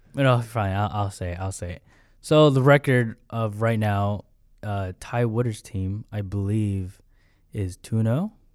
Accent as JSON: {"language": "English", "town": "Long Beach", "region": "California", "country": "United States", "said": "I'm from Pacific Baptist Church in Long Beach, California. Pastor Steve Myers. And, uh, that's where my, that's where I'm from"}